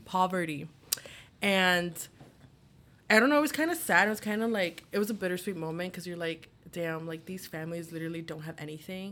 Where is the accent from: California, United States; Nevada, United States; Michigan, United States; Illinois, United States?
Illinois, United States; Chicago; I'm from Chicago